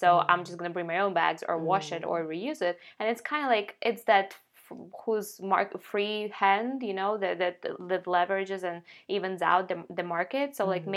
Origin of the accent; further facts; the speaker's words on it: Ukraine; moved away; I'm from Ukraine, I grew up there